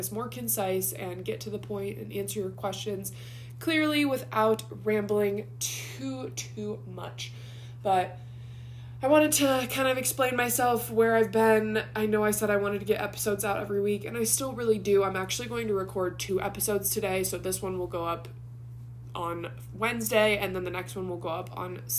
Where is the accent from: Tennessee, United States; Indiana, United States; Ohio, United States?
Ohio, United States; moved away as an adult; Tristan and I were both born and raised in Ohio